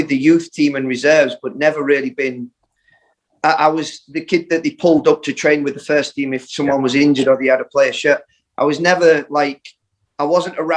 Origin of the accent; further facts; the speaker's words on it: Sheffield, Yorkshire and the Humber, United Kingdom; also born or lived in Scarborough; I grew up in Sheffield, and then when I was about 8, we moved out to Scarborough